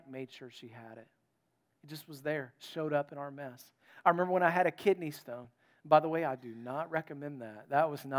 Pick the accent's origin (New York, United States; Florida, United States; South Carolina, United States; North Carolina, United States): North Carolina, United States; And I was from North Carolina.